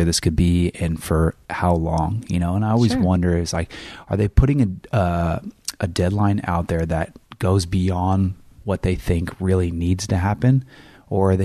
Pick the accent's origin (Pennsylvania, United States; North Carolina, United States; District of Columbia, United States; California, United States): California, United States; Northern; moved away; I came from Northern California and we said grocery store